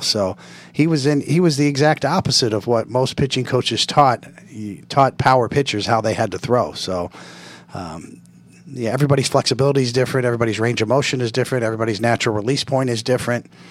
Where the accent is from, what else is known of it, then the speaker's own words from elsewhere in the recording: Kansas City, Missouri, United States; It was in Kansas City where I grew up